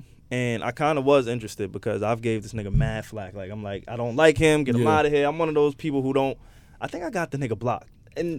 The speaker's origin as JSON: {"language": "English", "town": "New York City", "region": "New York", "country": "United States", "tie": "born or raised there", "said": "I grew up in Queens"}